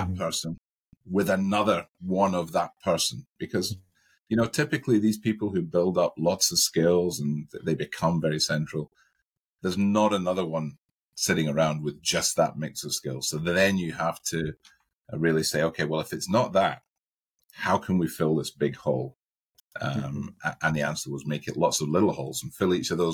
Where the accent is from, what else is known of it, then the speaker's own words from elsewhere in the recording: Scotland, United Kingdom; I live in one part of Scotland and I work in another part of Scotland. So on a Friday night, I go back to my hometown